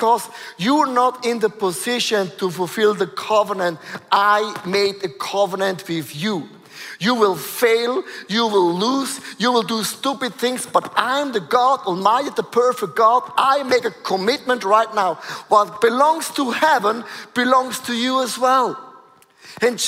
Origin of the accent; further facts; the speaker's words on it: Switzerland; I was born in Switzerland, most boring place on planet Earth. It's Aargau, Thurgau, Zurich.